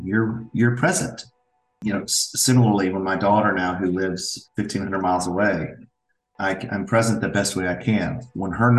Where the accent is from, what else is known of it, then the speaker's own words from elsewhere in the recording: Franklin, Tennessee, United States; I am born and raised in Franklin, Tennessee. Lifelong resident